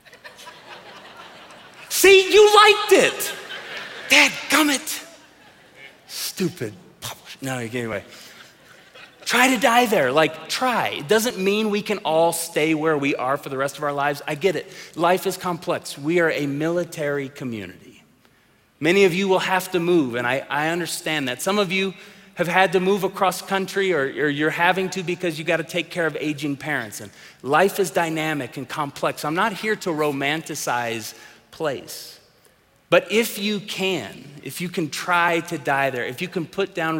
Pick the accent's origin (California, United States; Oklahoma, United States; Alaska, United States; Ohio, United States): Oklahoma, United States; Tulsa; growing up in the church that we grew up in Tulsa, Oklahoma